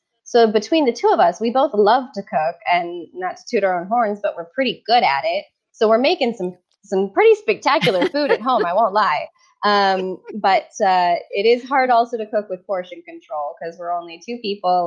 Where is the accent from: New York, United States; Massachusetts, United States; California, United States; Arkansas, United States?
California, United States; Orange County; moved away as an adult; now in Florence, Italy; I'm originally from Orange County in California.